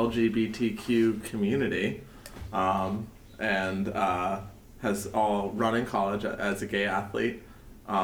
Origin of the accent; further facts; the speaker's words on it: Newton, Massachusetts, United States; I love watching in Newton. That's, well, I mean, I grew up there